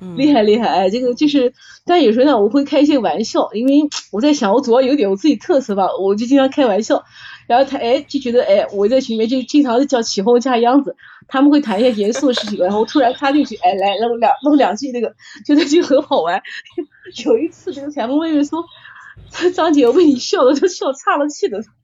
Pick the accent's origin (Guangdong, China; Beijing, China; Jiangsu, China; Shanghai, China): Jiangsu, China; Nanjing; accent: Nanjing dialect; 好多人说我们南京话土